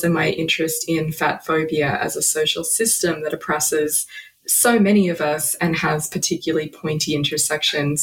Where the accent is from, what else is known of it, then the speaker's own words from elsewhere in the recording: about an hour outside of Melbourne, Victoria, Australia; moved away; I am an Australian author and philosopher. I grew up about an hour outside of Melbourne